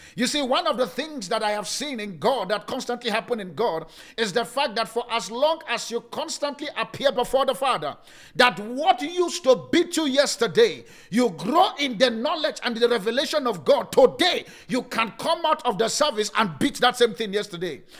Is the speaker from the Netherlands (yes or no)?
no; Nigeria; now in South Africa; I'm from Nigeria